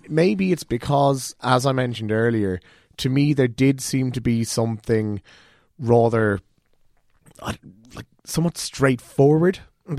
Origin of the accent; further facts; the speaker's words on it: Cork, Munster, Ireland; I'm from Cork